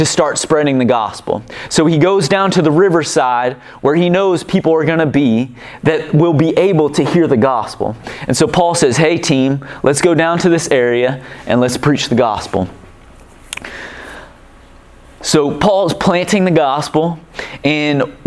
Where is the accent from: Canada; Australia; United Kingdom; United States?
United States; Kansas City; now in Hastings, United States; I'm from Kansas City